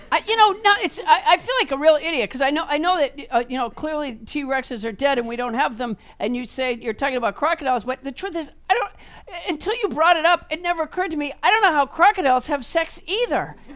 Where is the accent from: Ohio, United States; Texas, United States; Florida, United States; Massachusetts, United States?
Florida, United States; I grew up in Florida. I'm sorry